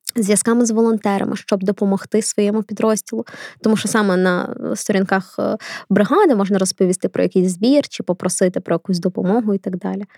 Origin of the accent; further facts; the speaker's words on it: Kharkiv, Kharkiv Oblast, Ukraine; Харків це моє рідне місто.